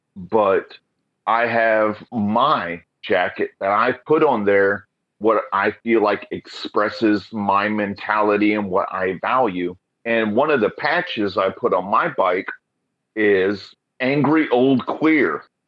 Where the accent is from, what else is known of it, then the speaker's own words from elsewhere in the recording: Oklahoma, United States; moved away as an adult; now in Portland, United States; I come from Oklahoma